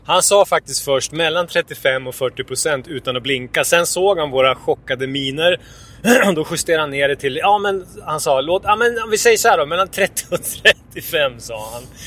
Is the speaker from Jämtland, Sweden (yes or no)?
yes; Jämtland, Sweden; jag är ju från Jämtland, eller uppvuxen här i alla fall